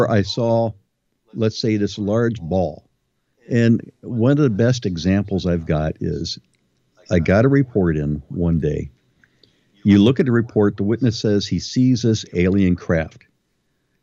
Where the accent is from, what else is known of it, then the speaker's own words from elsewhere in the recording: Ohio, United States; I'm from Ohio